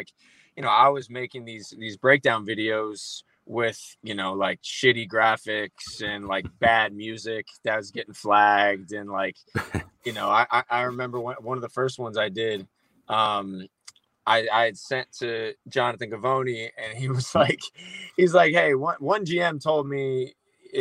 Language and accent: English; Scottsdale, Arizona, United States; I'm from Arizona, Scottsdale, to be specific